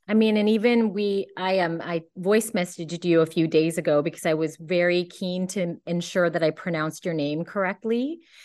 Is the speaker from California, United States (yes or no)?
yes; Cupertino, California, United States; I grew up in Cupertino